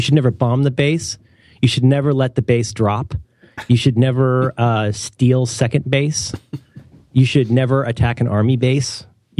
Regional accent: Ohio, United States; I'm from Ohio.

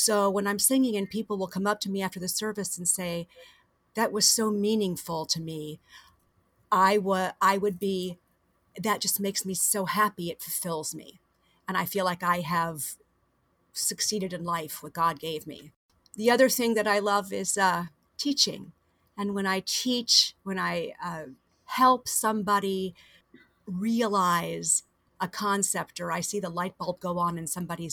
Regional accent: Fort Myers, Florida, United States; also born or lived in Miami, Florida; I was born in Miami, and I grew up about 2.5 hours south of here in Fort Myers

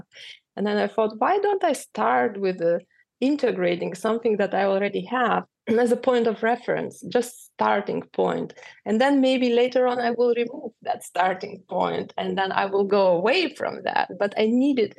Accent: Lithuania; first language Lithuanian; English is a second language; moved away as an adult; also born or lived in Russia; now in New York, United States; I was born in Russia, but at home we were speaking Lithuanian. So I had those two identities already since birth. So I always carried them. So when we moved to Lithuania

